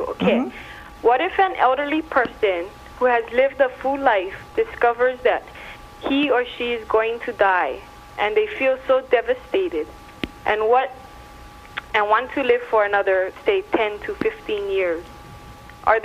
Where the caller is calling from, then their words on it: Hilo, Hawaii, United States; I'm from Hawaii.